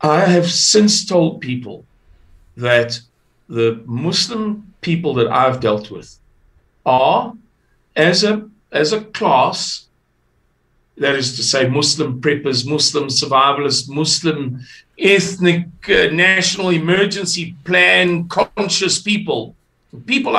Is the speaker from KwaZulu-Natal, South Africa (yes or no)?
yes; Amanzimtoti, KwaZulu-Natal, South Africa; I come from KwaZulu-Natal. I come from Amanzimtoti